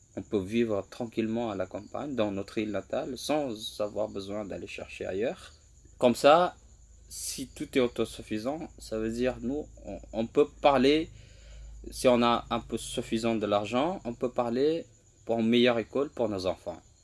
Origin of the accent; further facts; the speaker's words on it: Lombok, West Nusa Tenggara, Indonesia; French is a second language; moved away as an adult; also born or lived in Java; Je suis rentré sur ma terre natale en 2021